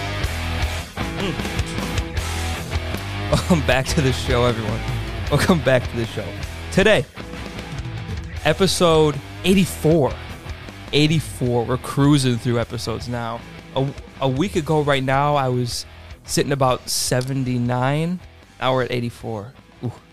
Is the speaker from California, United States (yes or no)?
no; Stoughton, Wisconsin, United States